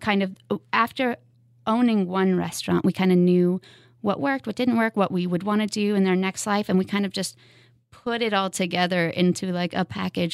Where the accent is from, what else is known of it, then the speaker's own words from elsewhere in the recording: West Coast, United States; moved away as an adult; also born or lived in Seattle / Lawrence, Kansas; now in Kansas City, United States; I grew up on the West Coast